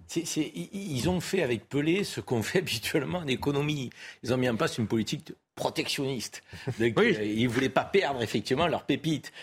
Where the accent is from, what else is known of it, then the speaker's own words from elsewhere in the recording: Marseille, Provence-Alpes-Côte d'Azur, France; moi qui suis Marseillais et, qui est issu d'une ville où le peuple de Marseille